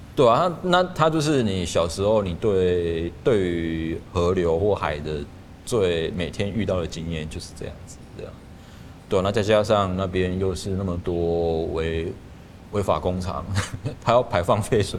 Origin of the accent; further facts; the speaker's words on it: Lukang, Changhua County, Taiwan; 我的老家是住在，因为住鹿港嘛，所以它是靠海边，就基本上我家就是靠海边